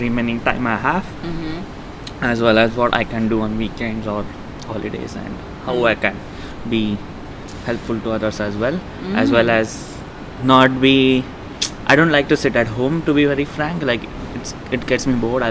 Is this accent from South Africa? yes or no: no; India; moved away as an adult; now in Melbourne, Australia; I'm originally from India.